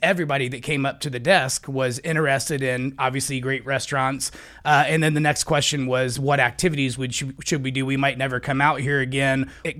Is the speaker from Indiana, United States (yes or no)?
yes; Indiana, United States; moved away as an adult; now in Arizona, United States; I grew up a kid in Indiana.